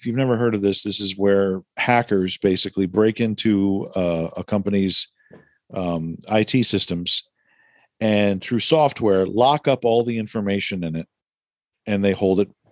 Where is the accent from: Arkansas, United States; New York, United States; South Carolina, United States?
New York, United States; I'm a New Yorker